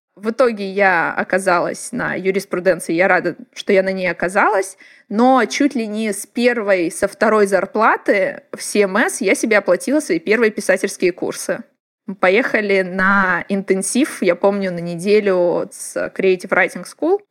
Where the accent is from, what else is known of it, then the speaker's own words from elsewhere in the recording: Blagoveshchensk, Amur Oblast, Russia; moved away; Это Благовещенск, город, откуда я родом, а, на границе с Китаем